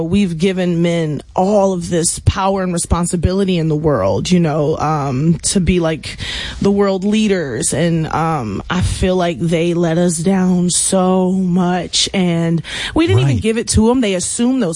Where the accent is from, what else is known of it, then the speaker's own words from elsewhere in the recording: Houston, Texas, United States; I'm from the Southwest A-Leaf, Texas, where it's like, hey, Southwest, where everybody kind of went to the same schools growing up